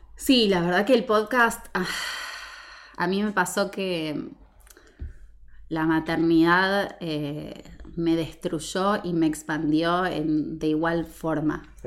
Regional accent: Argentina; nosotros como argentinos

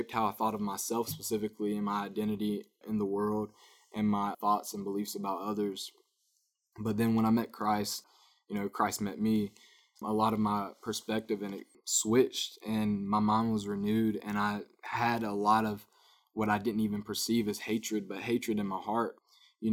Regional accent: Winder, Georgia, United States; I grew up, like I told you, I'm from Winder

